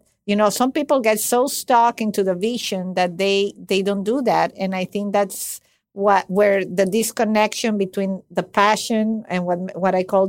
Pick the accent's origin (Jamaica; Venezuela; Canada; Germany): Venezuela; English is a second language; I come from a country, and that's not an excuse, but I come from Venezuela, and that's already messy by definition. It's a messy country.